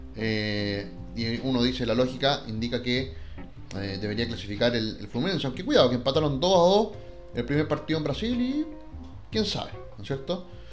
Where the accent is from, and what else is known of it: Chile